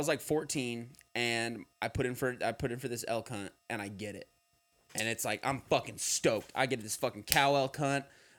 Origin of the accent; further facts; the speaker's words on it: New Mexico, United States; now in Austin, United States; growing up in New Mexico